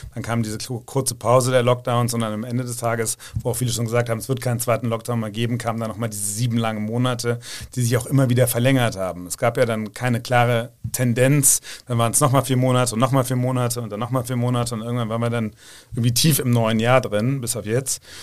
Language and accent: German; Rhineland, Germany; ich bin da auch als Rheinländer